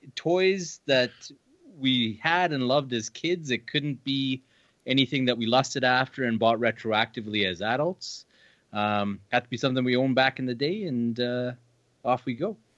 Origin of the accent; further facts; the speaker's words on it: Canada; we're from Canada